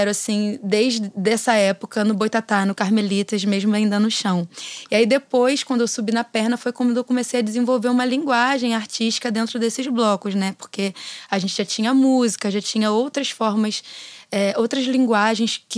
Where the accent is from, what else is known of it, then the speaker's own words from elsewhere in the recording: Rio de Janeiro, Brazil; lá em Pedra de Guaratiba, de onde eu sou, sou caiçara de uma vila de pescadores na zona oeste do Rio de Janeiro